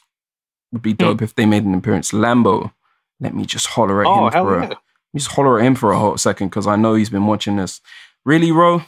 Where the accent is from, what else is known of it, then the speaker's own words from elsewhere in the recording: Jamaica; Like, dude, I'm black, I'm Jamaican.